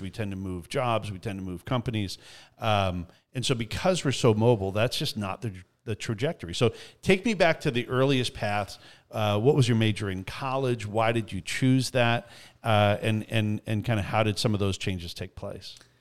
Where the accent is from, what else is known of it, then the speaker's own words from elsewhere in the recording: Canada; as a Canadian